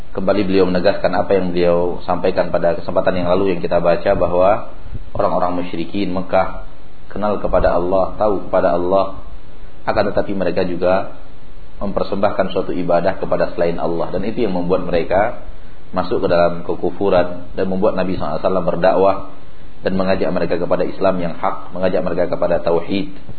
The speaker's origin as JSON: {"language": "Indonesian", "region": "West Sumatra", "country": "Indonesia", "tie": "born or raised there", "moved": "yes", "said": "Di kampung saya ada yang seperti itu, menyembelih kerbau dan sapi seperti itu di telinga waduk, di hidung waduk, ya nama tempat kami itu e, Tarusan namanya"}